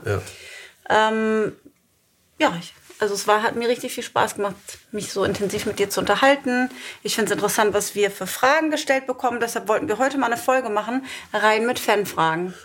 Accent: Germany; moved away as an adult; Nichtsdestotrotz ist Deutschland mein Heimatland

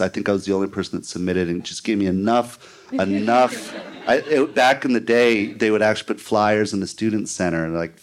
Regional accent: St. Louis, Missouri, United States; I grew up in St. Louis

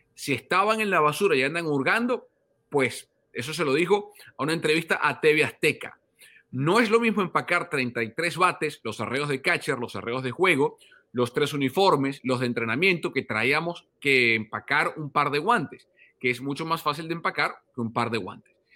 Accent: Venezuela; yo como venezolano

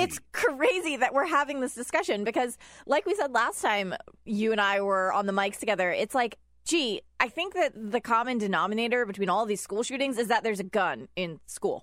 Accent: Virginia, United States; I'm from Virginia

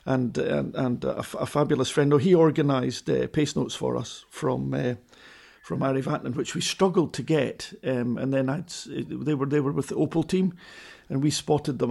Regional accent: Edinburgh, Scotland, United Kingdom; I was a kid from Edinburgh

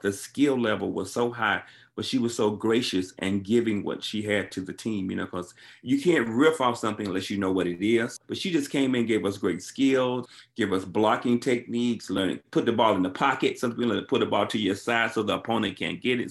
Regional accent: Alabama, United States; I grew up in Alabama

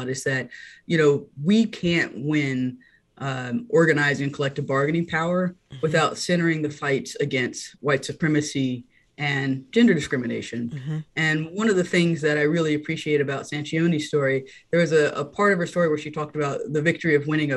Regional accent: North Carolina, United States; I grew up in North Carolina

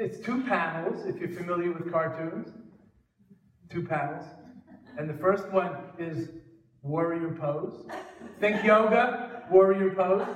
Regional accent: North Valley Stream, New York, United States; moved away as an adult; also born or lived in India; I'm visiting my parents in North Valley Stream, 40 minutes from JFK Airport, very convenient

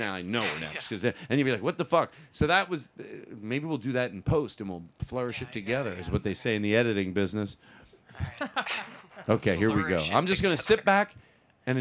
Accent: Philadelphia, Pennsylvania, United States; I'm from Philadelphia's.

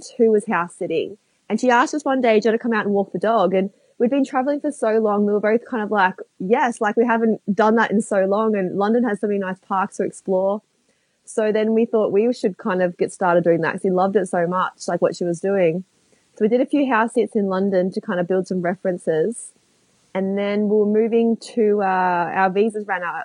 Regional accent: Melbourne, Victoria, Australia; I'm from Melbourne

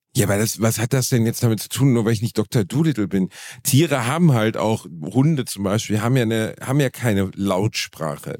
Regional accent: Germany; Meine Eltern haben durch Zufall in Deutschland gebumst

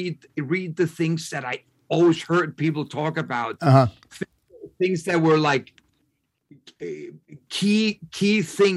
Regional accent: Denmark; moved away as an adult; I came from Denmark

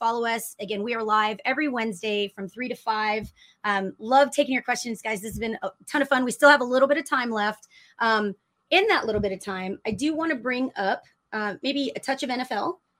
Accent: Austin, Texas, United States; Living in Austin, you get the freedom to choose. I was born and raised in Austin, but my family's from Detroit, from Michigan, and from the Detroit area.

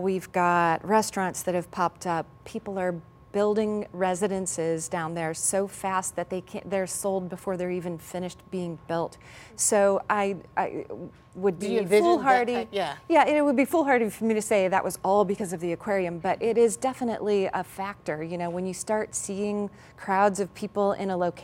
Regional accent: Ohio, United States; moved away as an adult; also born or lived in Cleveland, Ohio / Boston, Massachusetts; now in St. Louis, United States; I was in Cleveland for the last lots of years and Boston before that, but I grew up in Ohio

